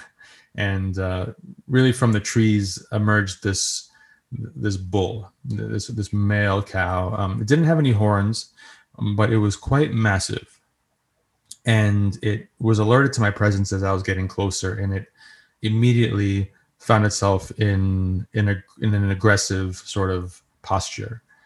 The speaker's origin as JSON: {"language": "English", "region": "New York", "country": "United States", "accent": "New York", "said": "my New York accent"}